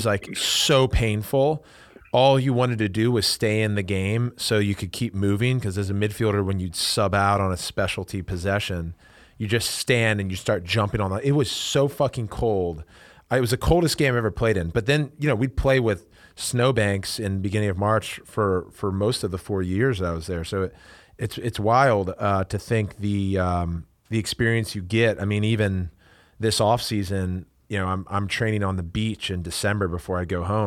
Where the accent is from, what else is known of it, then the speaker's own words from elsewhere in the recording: East Coast, United States; We grew up on the East Coast